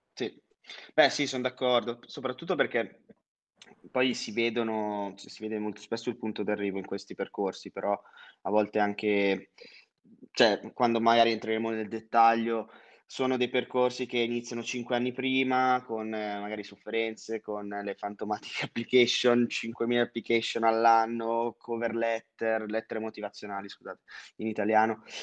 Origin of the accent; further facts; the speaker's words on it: Monza, Lombardy, Italy; moved away as an adult; also born or lived in France / Singapore / London; ho 23 anni, vengo originariamente da Monza.